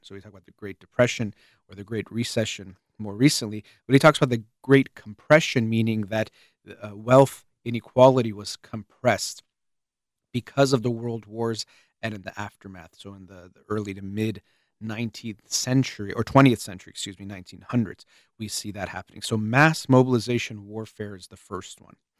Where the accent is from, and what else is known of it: United States